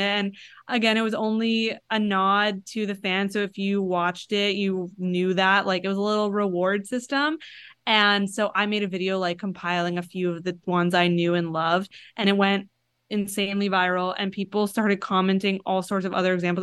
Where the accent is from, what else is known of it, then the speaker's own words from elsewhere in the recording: Florida, United States; moved away; I'm originally from Florida and my mom, like, that's where my parents still live